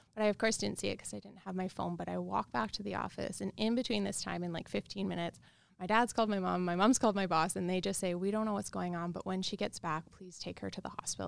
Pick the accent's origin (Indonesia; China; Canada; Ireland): Canada; Regina, Saskatchewan; I grew up in Regina, Saskatchewan.